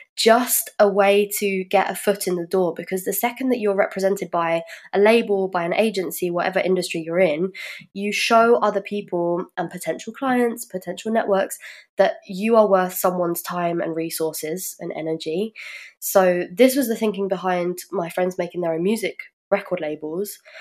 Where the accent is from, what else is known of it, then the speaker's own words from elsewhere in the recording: London, United Kingdom; moved away as an adult; now in Germany; I'm from the UK and I'm from London. I moved here about five years ago.